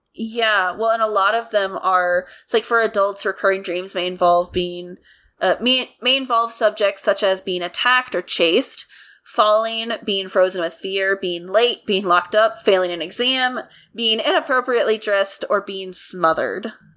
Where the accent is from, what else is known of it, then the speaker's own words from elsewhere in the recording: United States; I'm an American